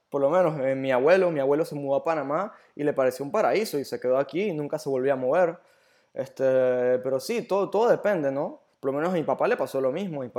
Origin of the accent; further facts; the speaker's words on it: Germany; born there; yo nací en Alemania, o sea, yo he ido a muchas ciudades en Europa